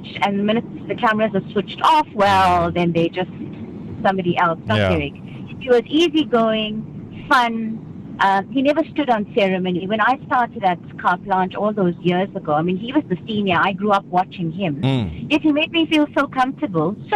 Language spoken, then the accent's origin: English; Umzinto, KwaZulu-Natal, South Africa; I grew up in Umzinto, as you all know, on the South Coast